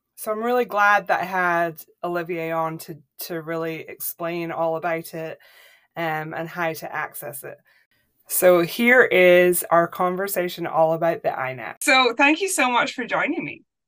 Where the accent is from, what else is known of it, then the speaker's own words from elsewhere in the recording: Scotland, United Kingdom; moved away; I grew up in Scotland